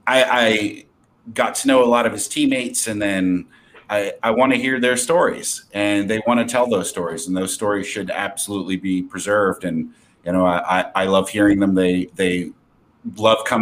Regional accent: New Jersey, United States; moved away as an adult; now in California, United States; I grew up in South Jersey

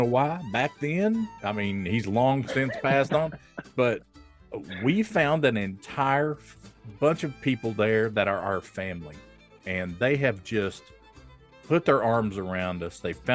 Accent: Bristol, Tennessee, United States; moved away; my old hometown of Bristol

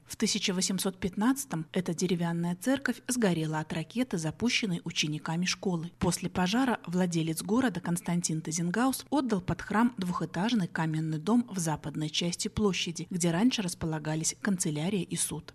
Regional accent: Postavy, Vitebsk Region, Belarus; это моя малая родина. Я здесь родилась, соответственно, живу с самого рождения

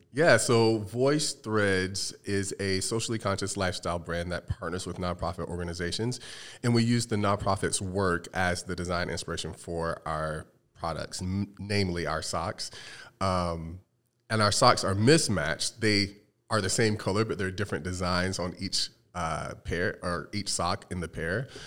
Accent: North Carolina, United States; moved away as an adult; now in Arizona, United States; I'm originally from the Carolinas, uh, most recently from North Carolina.

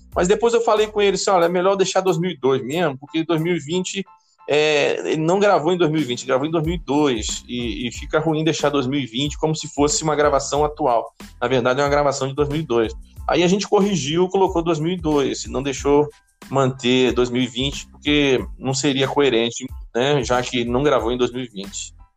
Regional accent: Campos dos Goytacazes, Rio de Janeiro, Brazil; eu era membro da segunda igreja batista de Campos, dos Goitacazes, minha terra

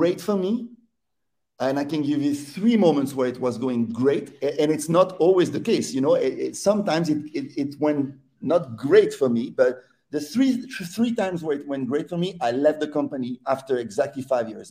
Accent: Neuchâtel, Switzerland; I would be 10 years old in Neuchâtel, my hometown.

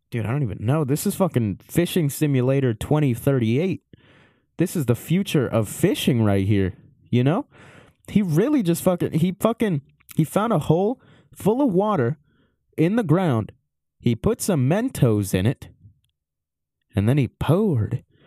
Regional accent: Maryland, United States; I was born in Maryland

